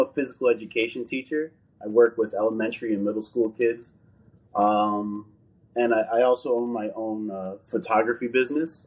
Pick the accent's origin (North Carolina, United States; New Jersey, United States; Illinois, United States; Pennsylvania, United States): New Jersey, United States; I'm born and raised here in New Jersey.